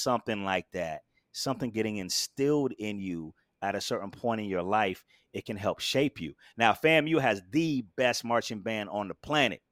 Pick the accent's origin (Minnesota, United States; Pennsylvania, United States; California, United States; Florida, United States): Florida, United States; Daytona Beach; moved away as an adult; now in Brooklyn, United States; born and raised in Daytona Beach, Florida